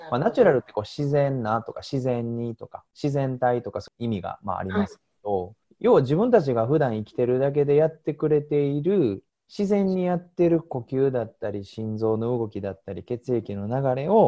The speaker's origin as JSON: {"language": "Japanese", "region": "Osaka", "country": "Japan", "tie": "born or raised there", "also_born_or_lived": "Saga Prefecture / Tokyo", "said": "大阪生まれ大阪育ちで中学まで大阪の方で生活してましたそこから高校は九州の佐賀県の方に行きまして、"}